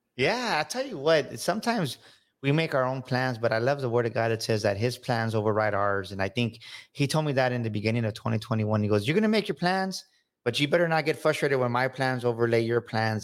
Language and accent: English; San Antonio, Texas, United States; grew up here in San Antonio, Texas on the South Side